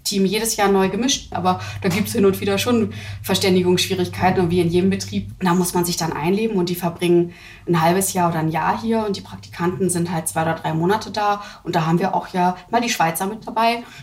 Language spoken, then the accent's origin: German; Hamburg, Germany; Also auch ich bin ja aus Hamburg und nicht, nicht Schleswig-Holsteiner